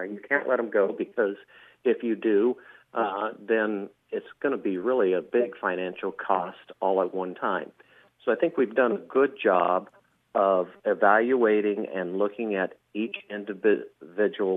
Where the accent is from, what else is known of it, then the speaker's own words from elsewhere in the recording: Shenandoah, Iowa, United States; I was born and raised here in Shenandoah, graduated from Shenandoah